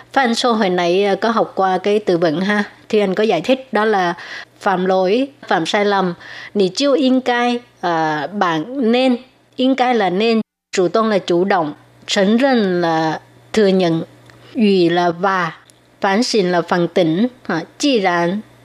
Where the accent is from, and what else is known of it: Vietnam; first language Vietnamese; now in Taiwan